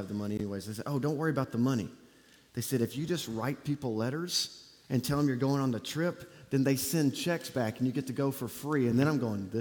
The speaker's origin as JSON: {"language": "English", "town": "Auburn", "region": "Alabama", "country": "United States", "tie": "born or raised there", "moved": "yes", "said": "I grew up in Auburn, Alabama, don't hold it against me, and graduated from Auburn University"}